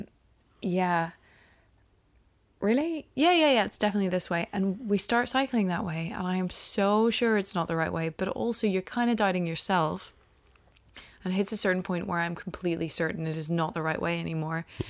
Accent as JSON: {"language": "English", "country": "Ireland", "said": "He brought Christianity to us pagans in Ireland"}